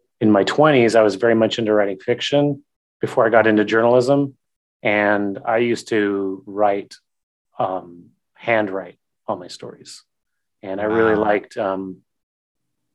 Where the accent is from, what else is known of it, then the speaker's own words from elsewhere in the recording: Gilroy, California, United States; now in Sacramento, United States; I grew up in a city in the Bay, barely in the Bay, called Gilroy, which is just south of San Jose